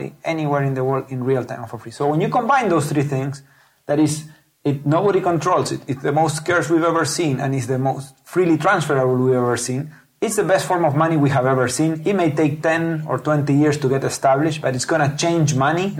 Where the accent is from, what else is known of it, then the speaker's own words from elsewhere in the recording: Patagonia, Argentina; moved away as an adult; now in Silicon Valley, United States; I'm originally from Patagonia, a southern part of Argentina.